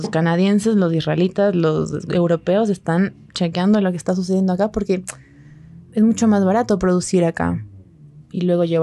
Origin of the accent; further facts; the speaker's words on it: Ambato, Tungurahua, Ecuador; De Ambato.